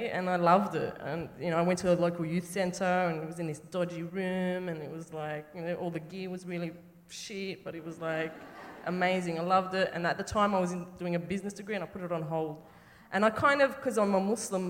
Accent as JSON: {"language": "English", "town": "Sydney", "region": "New South Wales", "country": "Australia", "tie": "born or raised there", "moved": "yes", "said": "I'm from Sydney initially, from Lekambas"}